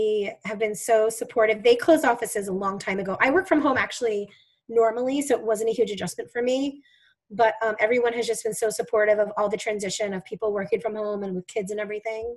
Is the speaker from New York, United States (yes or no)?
yes; New York, United States; I'm a New Yorker